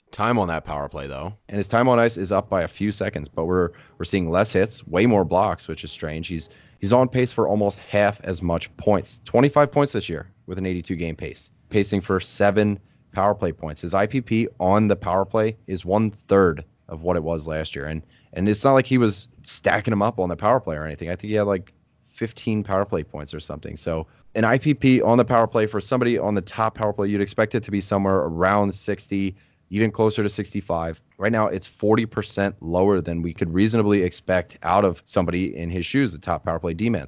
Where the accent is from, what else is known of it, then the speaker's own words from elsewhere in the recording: New Jersey, United States; I was born in Jersey